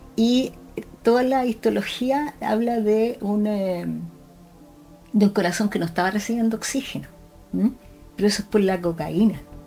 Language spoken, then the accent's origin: Spanish; Concepción, Biobío, Chile; nací en Concepción, estudié medicina en la Universidad de Concepción